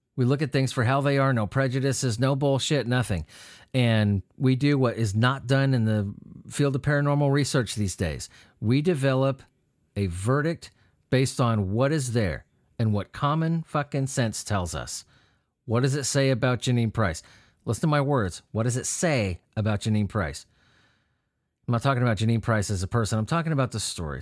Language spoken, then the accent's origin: English; California, United States; I grew up in California